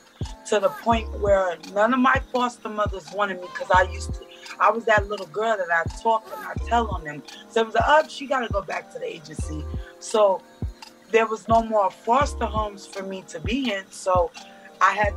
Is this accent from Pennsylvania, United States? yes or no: no; New York City, New York, United States; also born or lived in Portland, Oregon; My mother came to New York City when I was 8 years old, and I've been down here ever since